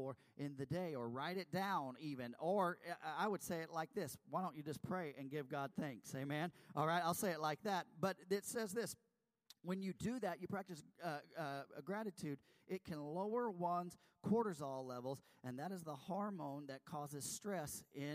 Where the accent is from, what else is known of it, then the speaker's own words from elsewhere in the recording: Texas, United States; I'm from Texas